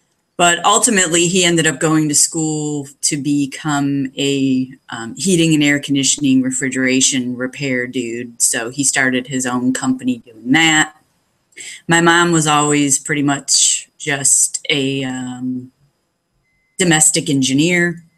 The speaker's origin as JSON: {"language": "English", "town": "Brunswick", "region": "Ohio", "country": "United States", "tie": "born or raised there", "also_born_or_lived": "Medina, Ohio", "said": "I was born in Medina Hospital, grew up in Brunswick."}